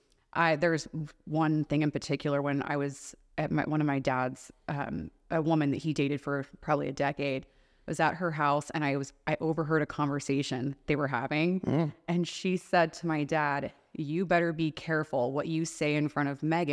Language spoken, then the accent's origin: English; the South, United States; now in Las Vegas, United States; whether that's the East Coast, like we grew up in the South.